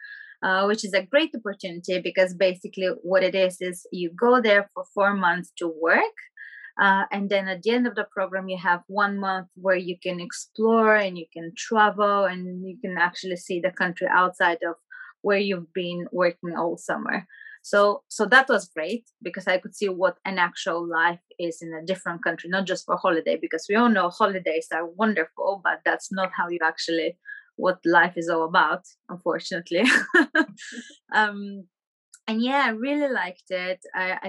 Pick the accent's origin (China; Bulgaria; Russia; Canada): Bulgaria; Burgas, Burgas Province; moved away as an adult; now in London, United Kingdom; I'm from Burgas, a very beautiful town by the beach.